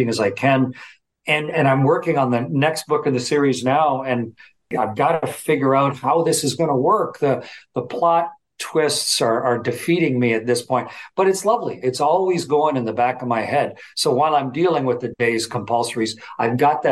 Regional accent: Southern Ontario, Canada; a kid from on a farm, you know, where I grew up in Southern Ontario

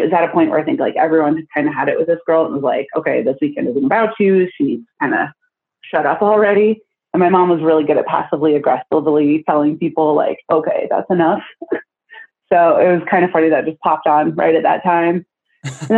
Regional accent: Iowa, United States; now in Tucson, United States; my old house where I grew up in Iowa

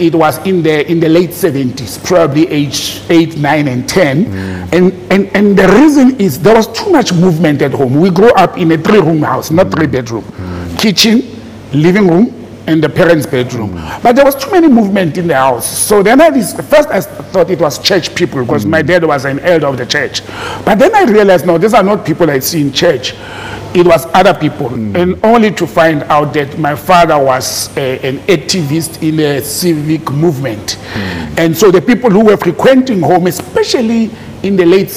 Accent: Randfontein, Gauteng, South Africa; also born or lived in Krugersdorp (Mogale City); I grew up in Randfontein

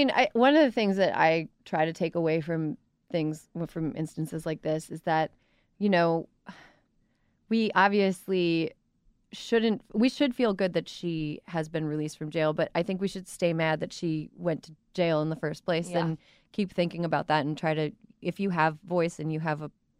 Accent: Midwest, United States; I'm from the Midwest

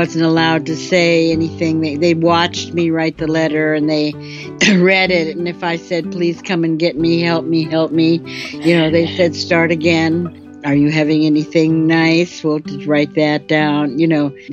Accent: Minnesota, United States; I am from Minnesota. My parents ran a summer resort with a program for kids

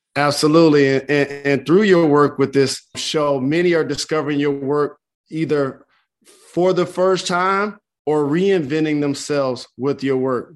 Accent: Detroit, Michigan, United States; as someone that founded an underfunded school in my hometown of Detroit

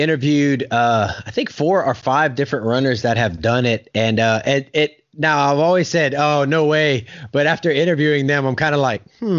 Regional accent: South Louisiana, United States; Hey, I'm from South Louisiana, man.

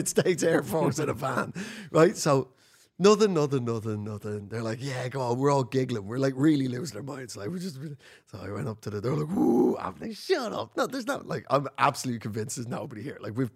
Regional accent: Ireland; also born or lived in North London; now in London, United Kingdom; I'm an Irish comedian

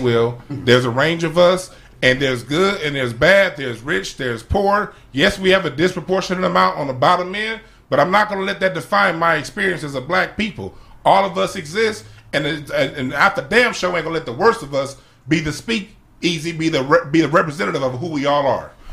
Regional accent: Los Angeles, California, United States; where I grew up on Crenshaw Rodeo

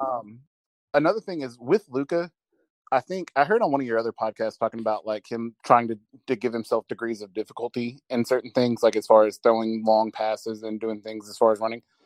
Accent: Dallas, Texas, United States; also born or lived in Corsicana, Texas; I grew up in the Dallas area, and then I live in Corsicana, which is about an hour south of Dallas

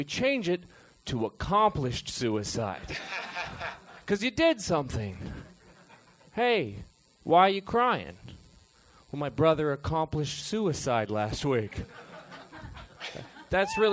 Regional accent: Oregon, United States; From Oregon

